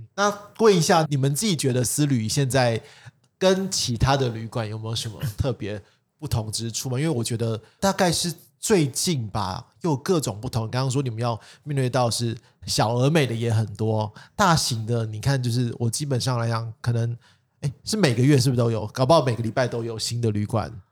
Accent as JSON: {"language": "Chinese", "town": "Taipei", "country": "Taiwan", "said": "像我们台北人"}